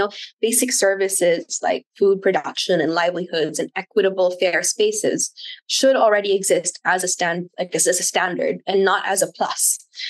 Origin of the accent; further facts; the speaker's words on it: Wales, United Kingdom; I grew up in South Wales, and when someone said they were a farmer, you're immediately like, this person's very wealthy because they had land.